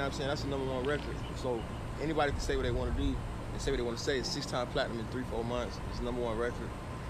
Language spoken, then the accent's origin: English; the South, United States; I'm grown. I'm from the South, though.